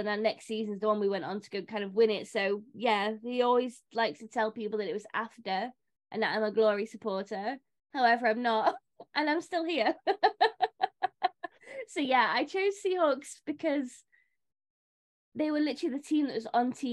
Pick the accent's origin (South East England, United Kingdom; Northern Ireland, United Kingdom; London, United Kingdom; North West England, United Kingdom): North West England, United Kingdom; Warrington; I'm from a rugby league town, I'm from Warrington